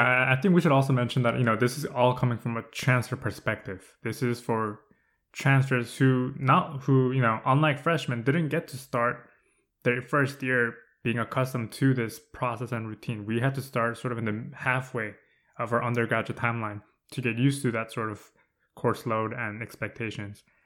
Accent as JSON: {"language": "English", "region": "Southern California", "country": "United States", "moved": "as an adult", "said": "I'm from SoCal."}